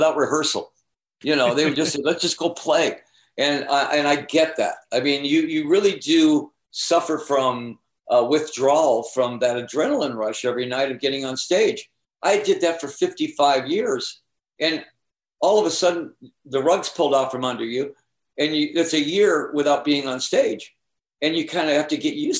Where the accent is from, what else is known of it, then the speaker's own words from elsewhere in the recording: Eastpointe, Michigan, United States; also born or lived in Phoenix; I'm from the East Side. That's my home. East Detroit is my home.